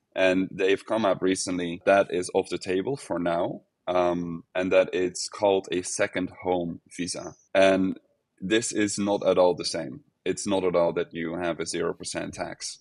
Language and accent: English; Netherlands; now in Portugal; I'm from the Netherlands, so I've, I've kept working for the Netherlands